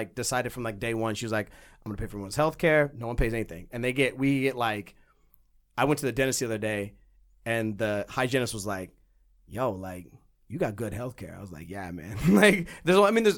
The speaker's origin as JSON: {"language": "English", "region": "California", "country": "United States", "tie": "born or raised there", "also_born_or_lived": "Missouri", "moved": "as an adult", "said": "I was born in California"}